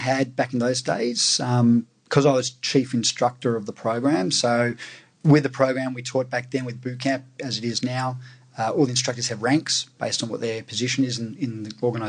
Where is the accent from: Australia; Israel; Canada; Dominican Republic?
Australia; Melbourne, Victoria; now in Sydney, Australia; I grew up in Doncaster, which is in the eastern suburbs. Lived in one house my entire upbringing